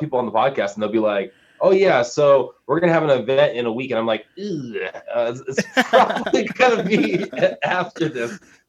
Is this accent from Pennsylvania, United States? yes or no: no; San Diego, California, United States; born there; So I was born in San Diego, moved around a lot, actually went to military school